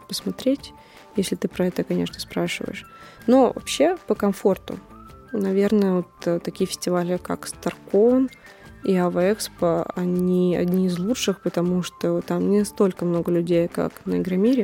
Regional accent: Moscow, Russia

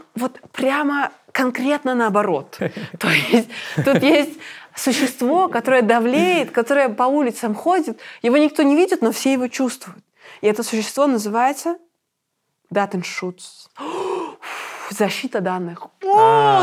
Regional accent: Minsk, Belarus; moved away as an adult; now in Berlin, Germany; я минчанка

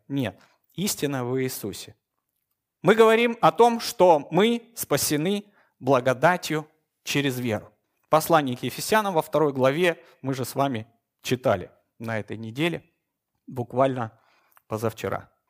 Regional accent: Moscow, Russia; Я утомленный москвич.

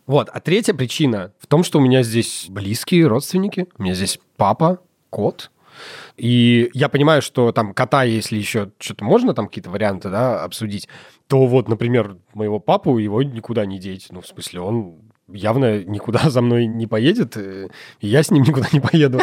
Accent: Russia; я родился в России, ж-, живу в России

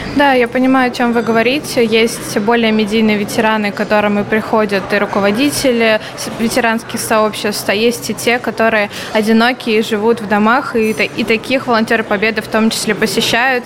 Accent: Tver, Tver Oblast, Russia; я сама из Тверской области, из города Твери

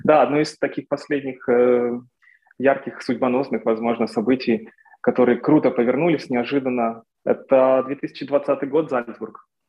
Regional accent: Torez, Donetsk Oblast, Ukraine; moved away; also born or lived in Kyiv / Moscow; Сначала я учился в городе Торез, в моем родном городе в Донецкой области. Потом я переехал в Донецк, потом в Киев, потом в Москву.

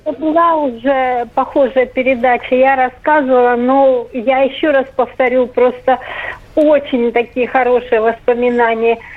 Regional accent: Yakutia, Sakha Republic, Russia; now in Voronezh, Russia; Я родилась на севере в Якутии

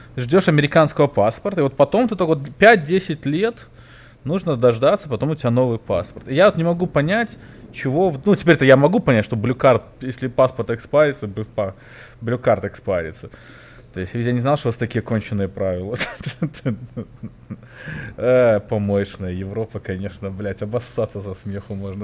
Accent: Minsk, Belarus; now in United States; я был юный минчанин

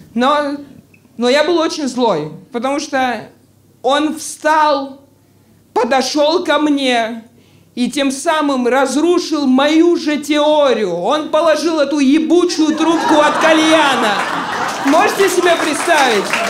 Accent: Georgia; now in Moscow, Russia; Мне 28, Боже, я грузин

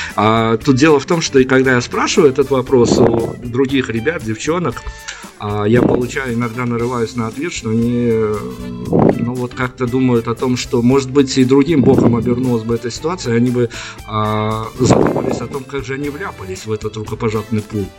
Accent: Belarus; у нас, э, как у белорусов

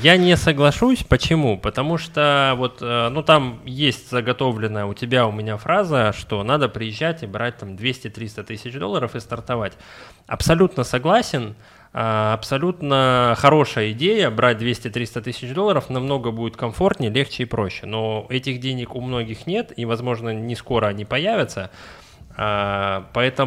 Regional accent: Russia; also born or lived in Kaluga; я из России

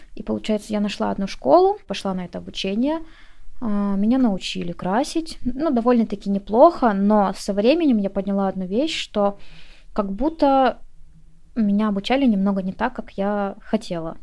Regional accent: Komsomolsk-on-Amur, Khabarovsk Krai, Russia; moved away as an adult; Я из города Комсомольска на Амуре. Я с Дальнего Востока. Многие не слышали об этом городе, хотя он не такой маленький. Я переехала со своего родного города довольно-таки поздно. Мне было 24 года.

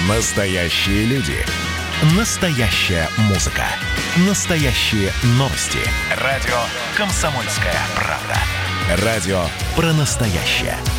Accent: Russia; у нас в родных краях

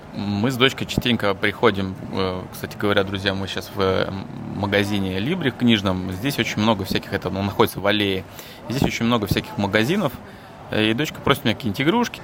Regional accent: Russia; moved away as an adult; now in Hungary; мы там из России

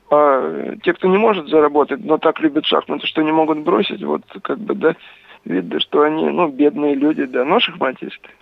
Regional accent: Kamyshin, Volgograd Oblast, Russia; moved away as an adult; now in Saratov, Russia; я родился и жил в Камышине

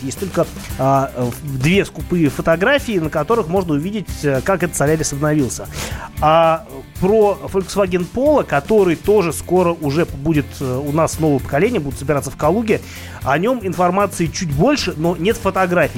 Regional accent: Saint Petersburg, Russia; Я из Питера

